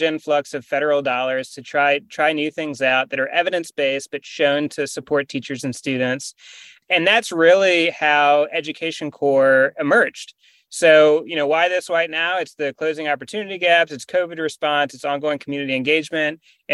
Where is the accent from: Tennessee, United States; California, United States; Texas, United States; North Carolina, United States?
North Carolina, United States; also born or lived in Winston-Salem / Charlotte / the Triangle; I grew up in North Carolina. I was born in Winston-Salem, went to high school, public high school in Charlotte, and have lived in the Triangle for the last decade or so